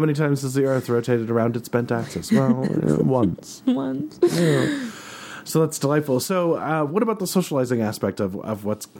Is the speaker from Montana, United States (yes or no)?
yes; Helena, Montana, United States; I grew up in Helena, which is, as much as it would like to be anything else, it is a very political town.